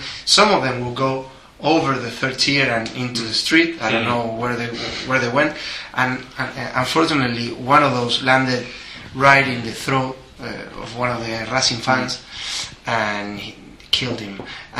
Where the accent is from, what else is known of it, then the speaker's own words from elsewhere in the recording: Avellaneda, Buenos Aires Province, Argentina; that's my hometown.